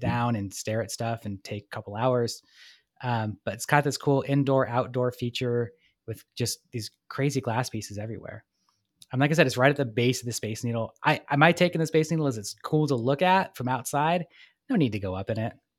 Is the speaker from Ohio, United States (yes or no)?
no; Portland, Oregon, United States; also born or lived in Vancouver, Washington; I love Portland more, that's my hometown